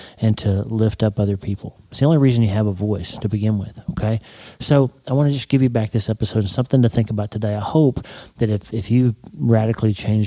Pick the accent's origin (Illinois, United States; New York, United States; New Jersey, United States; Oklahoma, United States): Oklahoma, United States; Broken Bow; My hometown, Broken Bow, is the neighbor city to Idabel, Oklahoma